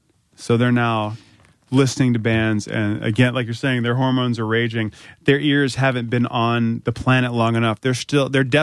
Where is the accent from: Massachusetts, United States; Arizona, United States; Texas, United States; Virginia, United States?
Virginia, United States; You know, like growing up in Virginia, like I remember when … started.